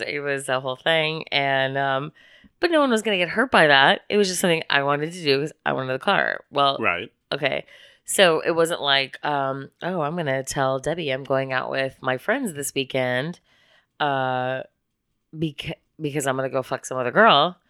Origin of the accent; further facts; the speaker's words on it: Midwest, United States; I was born in March in the Midwest